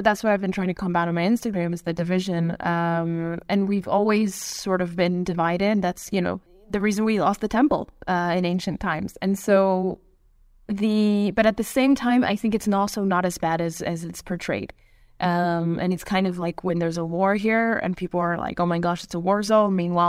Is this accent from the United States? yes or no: no; Canada; now in Israel; I really wish that they had said that I moved to Israel from Canada, because...